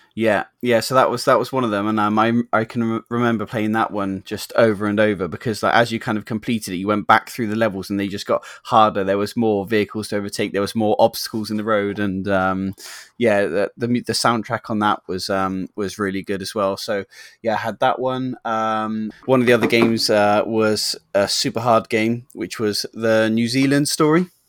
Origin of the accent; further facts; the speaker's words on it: England, United Kingdom; we're English